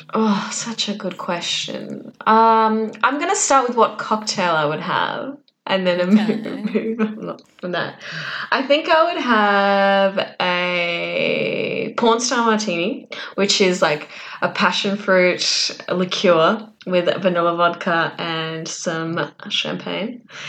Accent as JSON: {"language": "English", "region": "Minnesota", "country": "United States", "said": "I'm a model. I'm from Minnesota."}